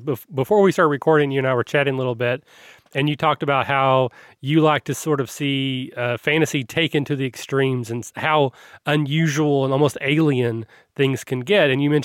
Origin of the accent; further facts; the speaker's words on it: Kentucky, United States; I'm from Kentucky